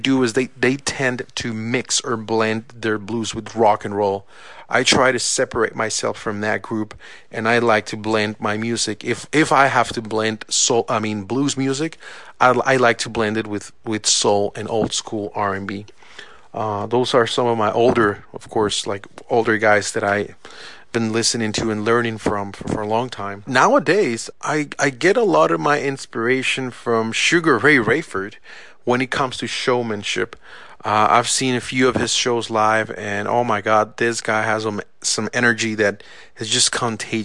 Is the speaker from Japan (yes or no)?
no; San José, Costa Rica; moved away; I was born and raised in San Jose, Costa Rica, in Central America.